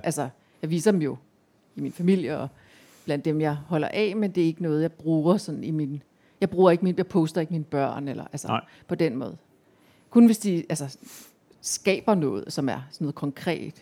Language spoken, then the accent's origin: Danish; Central Jutland, Central Denmark Region, Denmark; jeg voksede op i Midtjylland